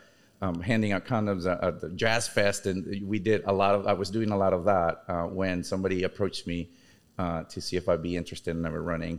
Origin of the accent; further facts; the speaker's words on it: Venezuela; now in Chicago, United States; I'm originally from Venezuela. I've been in Chicago for almost 22 years